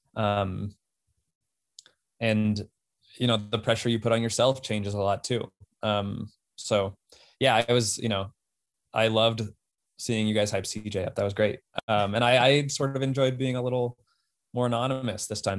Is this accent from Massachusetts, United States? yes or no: no; Golden, Colorado, United States; moved away; also born or lived in Boston; I grew up in Golden, Colorado